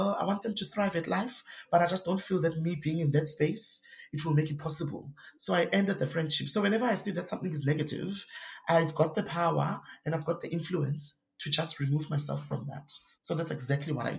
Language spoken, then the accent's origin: English; Cape Town, Western Cape, South Africa; I grew up Kwalanga, which is a township